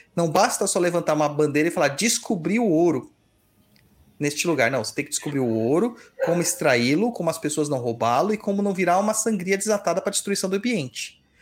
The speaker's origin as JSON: {"language": "Portuguese", "region": "São Paulo", "country": "Brazil", "said": "a gente vem de São Mateus, que é o canto do canto da cidade."}